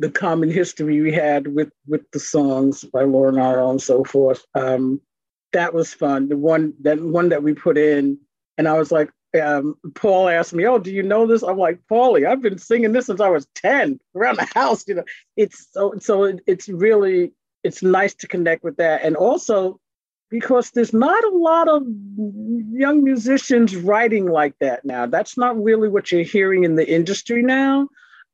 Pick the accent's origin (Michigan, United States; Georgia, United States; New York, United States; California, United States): New York, United States; New York City; I grew up in Brooklyn